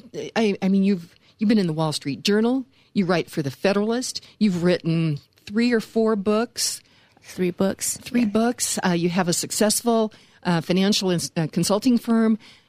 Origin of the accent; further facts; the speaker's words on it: Western Kansas, United States; now in Colorado, United States; Well, I come from Western Kansas where you work as a hobby, you know?